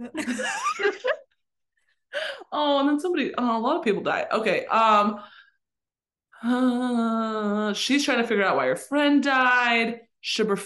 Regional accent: Pittsburgh, Pennsylvania, United States; I'm from Pittsburgh

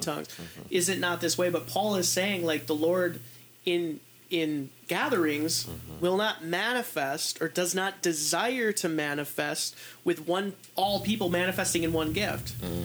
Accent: United States; I'm an American

